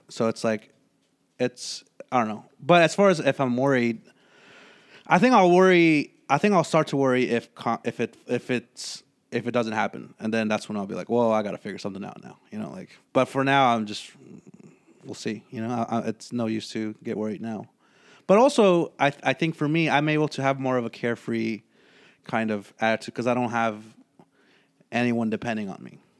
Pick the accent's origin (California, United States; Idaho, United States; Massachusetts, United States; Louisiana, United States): California, United States; San Francisco; my family moved here when I was three. Yeah, to San Francisco